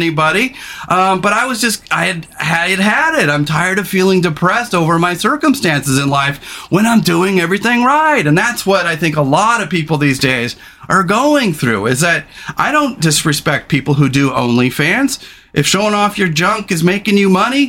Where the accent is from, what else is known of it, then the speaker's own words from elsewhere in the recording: California, United States; now in Pacific Northwest, United States; I didn't grow up here. I grew up in California.